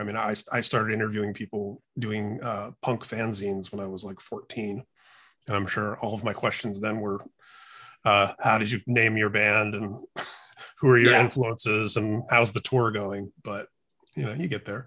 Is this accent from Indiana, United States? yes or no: yes; Indianapolis, Indiana, United States; growing up in Indianapolis